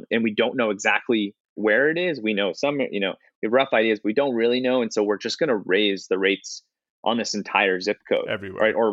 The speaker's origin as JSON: {"language": "English", "area": "outside Philadelphia", "region": "Pennsylvania", "country": "United States", "tie": "born or raised there"}